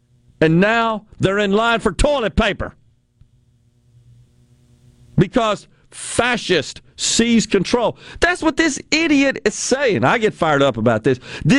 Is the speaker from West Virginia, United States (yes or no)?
yes; West Virginia, United States; I am a coal miner's daughter. Most of my family were coal miners. I was raised in the Hollers in West Virginia.